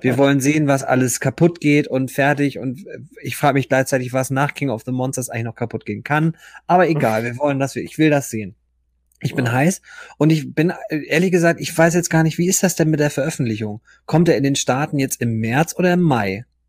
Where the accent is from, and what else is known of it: Germany